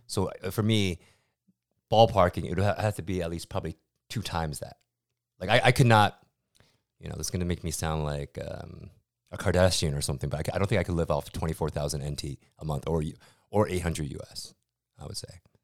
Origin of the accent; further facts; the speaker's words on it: United States; moved away as an adult; now in Taiwan; as an American